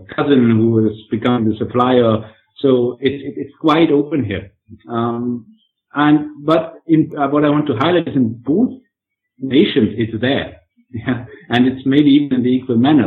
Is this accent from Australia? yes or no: no; Germany; I'm coming from Germany